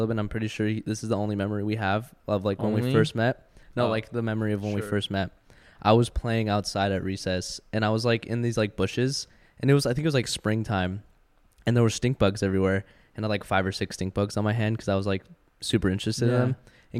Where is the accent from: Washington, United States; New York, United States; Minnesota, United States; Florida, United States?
Washington, United States; My hometown. I love Washington.